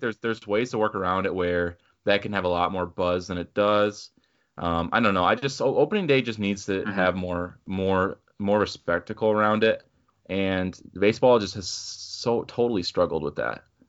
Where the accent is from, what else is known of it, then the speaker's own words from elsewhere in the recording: Minnesota, United States; we're from Minnesota